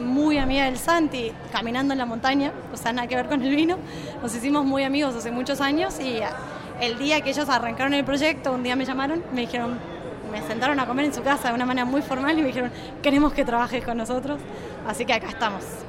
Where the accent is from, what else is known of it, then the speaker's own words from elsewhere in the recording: Argentina; accent: Mendoza tonada; also born or lived in Napa, California, United States / Buenos Aires / Mendoza; Crecí acá en Argentina, estudié y cuando terminé de estudiar yo trabajaba de sommelier